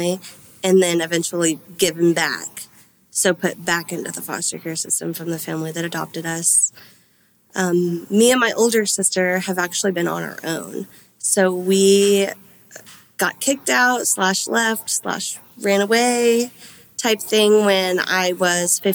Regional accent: Lewisville, Texas, United States; I was born in Louisville, Denton County

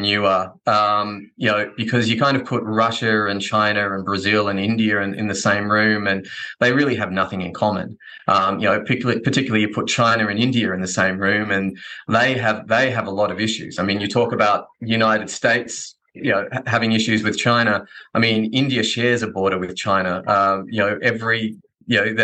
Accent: Australia; I'm Australian.

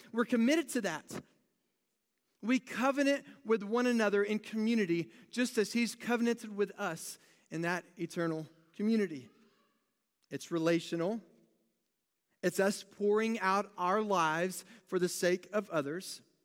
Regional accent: United States; being very American

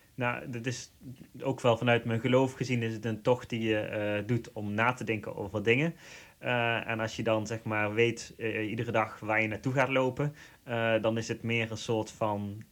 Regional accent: Limburg, Netherlands; accent: Limburg; Ik kom oorspronkelijk ook uit Limburg, dat we horen die waarschijnlijk aan mijn accent.

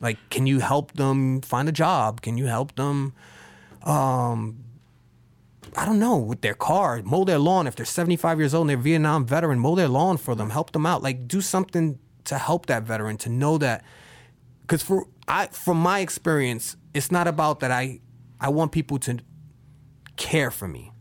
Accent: New York, United States; I'm from New York

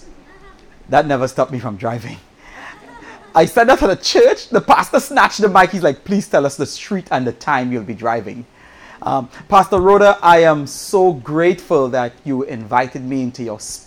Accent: Trinidad & Tobago; moved away; I'm originally from the island of Trinidad

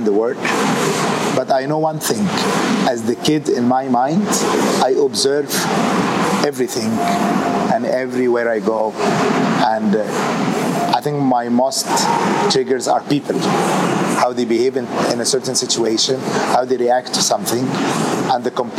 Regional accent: Wales, United Kingdom; moved away; I'm Greek Egyptian, born in Wales.

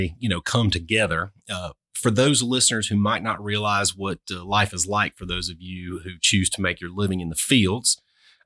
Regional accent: Albany, United States; I grew up in Albany, but I'm a city boy.

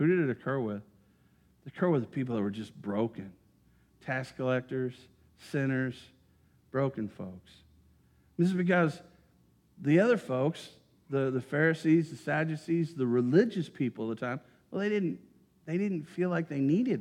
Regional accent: Greensburg, United States; my hometown of Greensburg

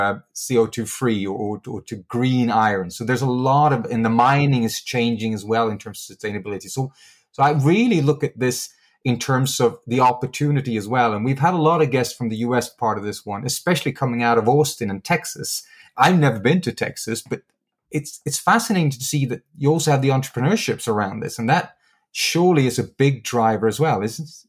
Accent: Sweden; my home country, which is Sweden

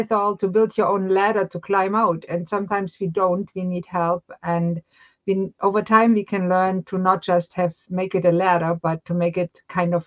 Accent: Germany; moved away as an adult; now in Halifax, Canada; I was born and raised in Germany

